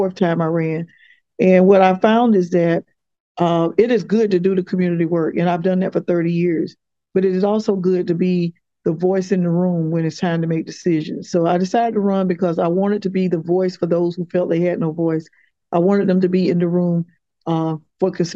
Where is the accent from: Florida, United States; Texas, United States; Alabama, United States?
Florida, United States; Quincy; now in Tallahassee, United States; growing up in Quincy, Florida